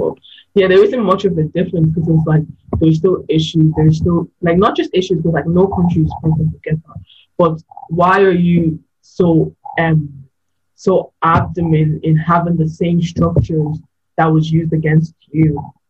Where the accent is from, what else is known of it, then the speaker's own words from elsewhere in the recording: Lagos, Nigeria; moved away; Nigerians is where I'm born, but Igbo is who I am. That type of thing. Because I was born in Lagos, so it's like I wasn't even born in the predominantly or the states that are Igbo. So I feel like Igbo is who I am, my identity